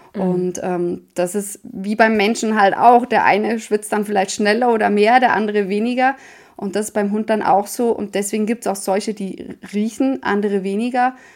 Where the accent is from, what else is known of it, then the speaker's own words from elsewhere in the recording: Switzerland; Bei uns in der Schweiz